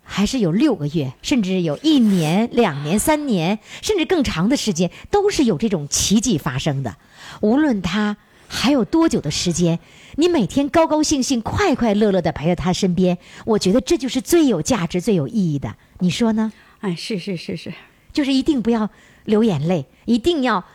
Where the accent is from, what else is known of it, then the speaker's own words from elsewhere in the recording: Heilongjiang, China; 跟我们黑龙江人说话一样嘛